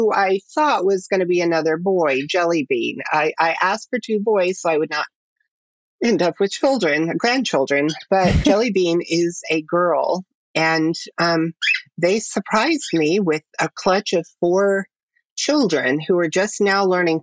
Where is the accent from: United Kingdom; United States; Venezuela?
United States; Nashville, Tennessee; moved away as an adult; now in Los Angeles, United States; I was born in Nashville, Tennessee, to a working class family with not much money in 1971. And I grew up in a fundamentalist Christian cult